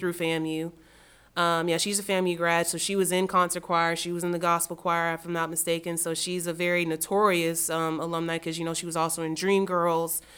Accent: Miami, Florida, United States; moved away as an adult; also born or lived in Tallahassee, Florida; now in Raleigh, United States; I'm from Miami, Florida, born and raised

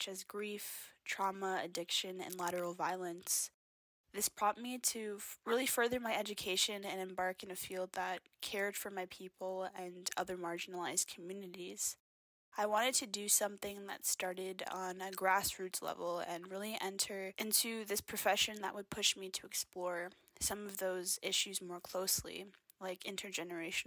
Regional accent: Kainai First Nation, southern Alberta, Canada; I'm Blackfoot from the Kainai First Nation, which is located in Treaty 7 territory in southern Alberta

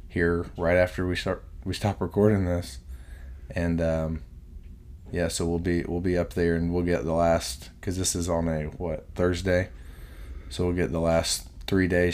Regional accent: Richmond, Kentucky, United States; also born or lived in Louisville, Kentucky; the main coffee shop in Richmond, where I'm at right now, my hometown is Purdy's

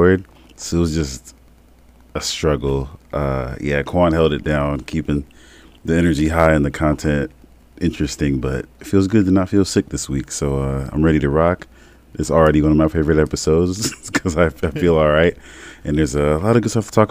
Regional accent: South Bend, Indiana, United States; moved away; Felt good to be in my hometown

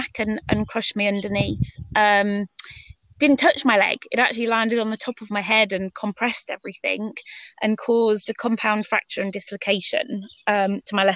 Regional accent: Northumberland, North East England, United Kingdom; also born or lived in Kent; We moved up to Northumberland. My mum was from up that area, so we moved up there when I was 10.

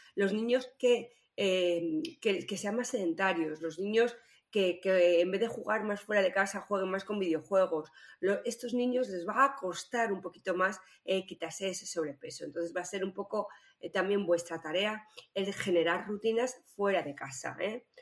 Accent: Spain; lo que somos los españoles

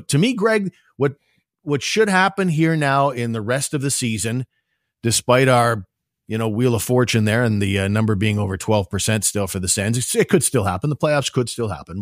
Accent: Ottawa, Ontario, Canada; as someone who grew up in this area

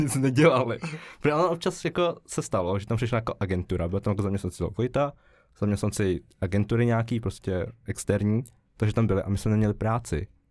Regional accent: Žatec, Ústí nad Labem Region, Czechia; now in Prague, Czechia; jsem ze Žace, uh, studuju SIT tady

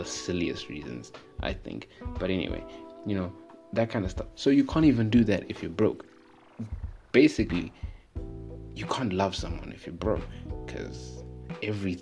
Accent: Zimbabwe; I'm from Zim

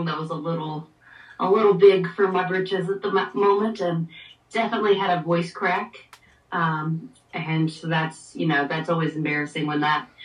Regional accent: Hickory, North Carolina, United States; my hometown's Hickory Oktoberfest

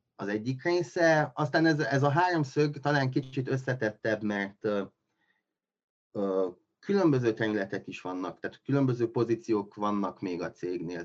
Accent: Miercurea Ciuc, Harghita County, Romania; moved away as an adult; now in Cluj-Napoca, Romania; én Kolozsváron élek most már, hát lassan tíz éve, ez a tizedik éve. Mm, Románián belül vagy itt lennék, vagy Csíkszeredába, ugye ott születtem

